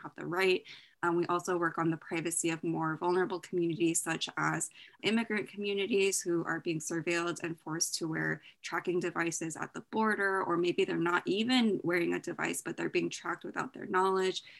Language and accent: English; Bay Area, Silicon Valley, California, United States; I grew up in the Bay Area, Silicon Valley